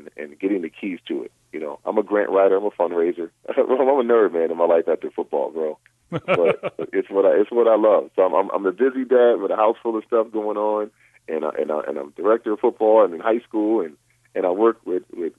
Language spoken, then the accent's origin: English; Rochester, New York, United States; my hometown of Rochester, New York